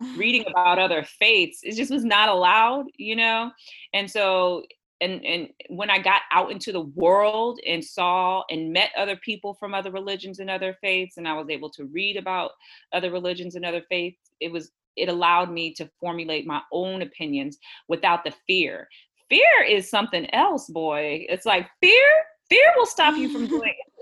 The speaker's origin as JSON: {"language": "English", "town": "Houston", "region": "Texas", "country": "United States", "tie": "born or raised there", "said": "I'm from Houston. I grew up in Houston and I live here now."}